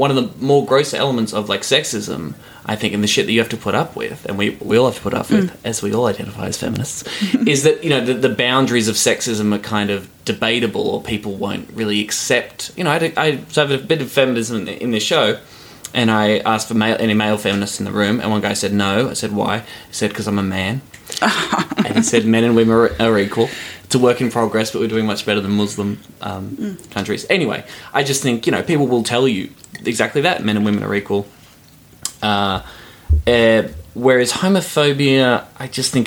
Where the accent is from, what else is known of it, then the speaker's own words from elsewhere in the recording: Victoria, Australia; Victoria, my home state